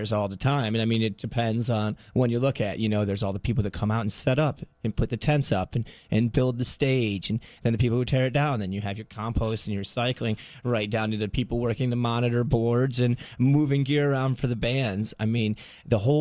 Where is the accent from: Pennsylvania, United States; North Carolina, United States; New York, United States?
New York, United States; upstate; which started in upstate New York, which is my hometown